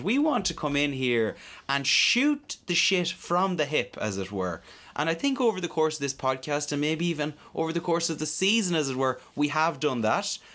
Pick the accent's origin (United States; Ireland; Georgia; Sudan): Ireland; Mayo, Connacht; I'm from Mayo